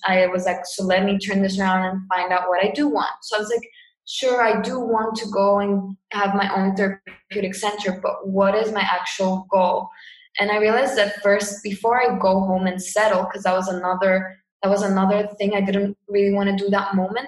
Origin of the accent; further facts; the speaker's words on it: Cyprus; moved away as an adult; also born or lived in England; I'm from Cyprus. Um, yeah, born here, lived here my whole life